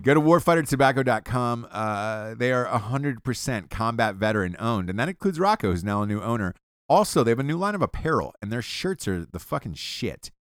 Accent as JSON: {"language": "English", "region": "Georgia", "country": "United States", "said": "I'm from Georgia"}